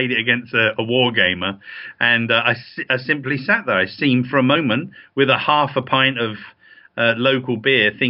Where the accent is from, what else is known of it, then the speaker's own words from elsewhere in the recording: England, United Kingdom; We're English